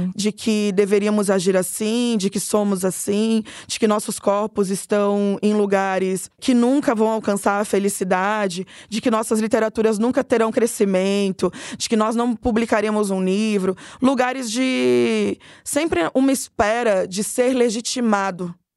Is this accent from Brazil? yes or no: yes; Cuiabá, Mato Grosso, Brazil; moved away as an adult; now in São Paulo, Brazil; Como eu venho de Cuiabá para São Paulo